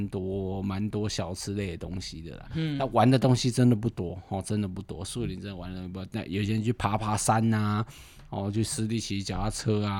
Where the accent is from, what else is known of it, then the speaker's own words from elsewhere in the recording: northern Taiwan, Taiwan; 我们北部人口味吃不习惯，